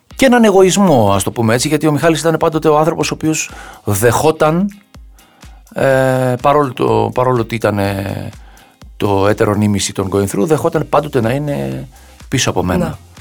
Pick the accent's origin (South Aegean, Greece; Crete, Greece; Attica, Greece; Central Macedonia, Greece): Attica, Greece; Agia Varvara; είμαι από την Αγία Βαρβάρα